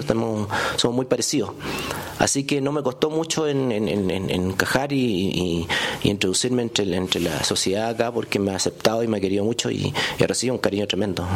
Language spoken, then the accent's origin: Spanish; Santiago, Santiago Metropolitan Region, Chile; soy de Santiago de Chile, de la, de la capital